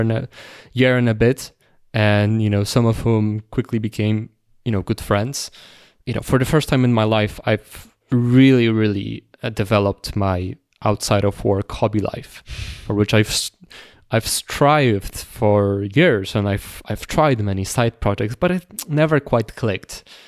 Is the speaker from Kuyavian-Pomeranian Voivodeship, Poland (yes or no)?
yes; Toruń, Kuyavian-Pomeranian Voivodeship, Poland; moved away as an adult; now in Warsaw, Poland; it's my hometown, so you know, large chunk of, of my closest friends are there